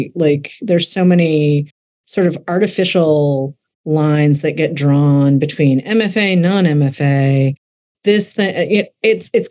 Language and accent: English; outside of Boston, Massachusetts, United States; I grew up outside of Boston